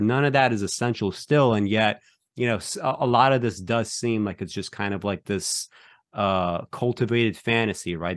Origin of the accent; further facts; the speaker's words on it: Belarus; moved away; when I was born, I was born in Belarus